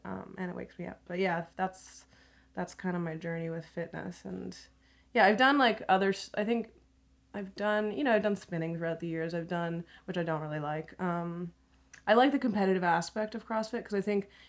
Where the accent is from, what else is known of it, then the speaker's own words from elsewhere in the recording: Montreal, Quebec, Canada; moved away; I'm from Montreal